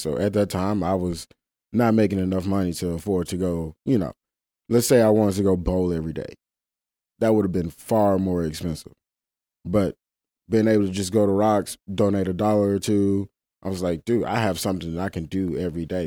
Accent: Mississippi Delta, United States; now in Memphis, United States; I come from Mississippi Delta, very flat place

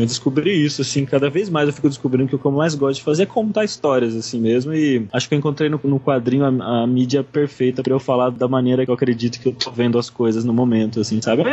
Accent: São Manuel, São Paulo, Brazil; eu sou de São Manuel, né? Cidade do interior de São Paulo

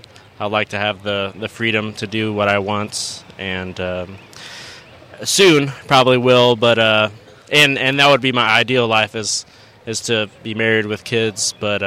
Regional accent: Germany; born there; I was born in Germany. Can't really speak any German

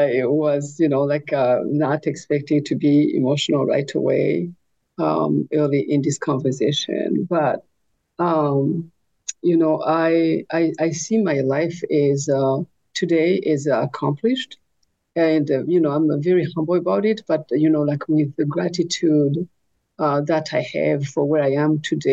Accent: Burundi; also born or lived in Rwanda / France / Burkina Faso; now in North Dakota, United States; I was born in Burundi, and I lived in Burundi, Rwanda, France, Burkina Faso

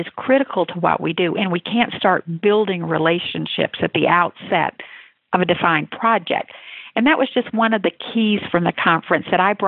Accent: Atlanta, Georgia, United States; which I'm happy to say was in my hometown.

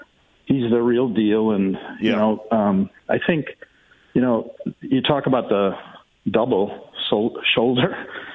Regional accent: St. Paul, Minnesota, United States; moved away as an adult; also born or lived in Mankato, Minnesota / California; I grew up in St. Paul.

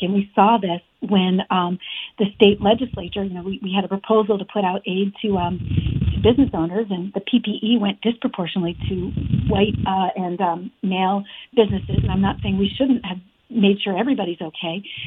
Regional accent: Afghanistan; now in Vermont, United States; I grew up in Afghanistan for years

